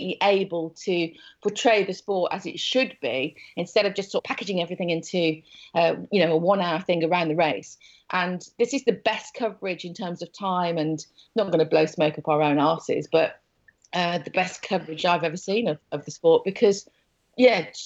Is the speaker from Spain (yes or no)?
no; Wolverhampton, West Midlands, United Kingdom; moved away as an adult; also born or lived in London; I'm from Wolverhampton